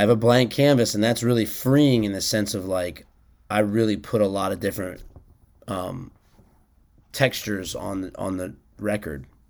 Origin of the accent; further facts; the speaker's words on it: Washington, District of Columbia, United States; I grew up in Washington, D C